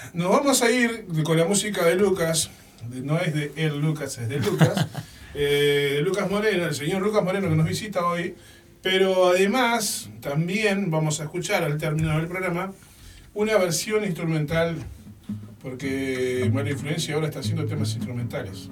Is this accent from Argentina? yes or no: no; Uruguay; como buen uruguayo que soy